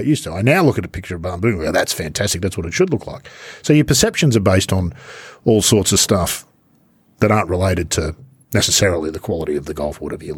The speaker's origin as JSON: {"language": "English", "town": "Sydney", "region": "New South Wales", "country": "Australia", "tie": "born or raised there", "said": "growing up in Sydney"}